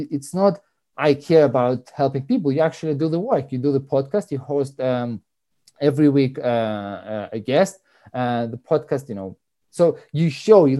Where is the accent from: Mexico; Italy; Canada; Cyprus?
Cyprus; moved away; I grew up in Cyprus, so I'm Greek. My mom is Russian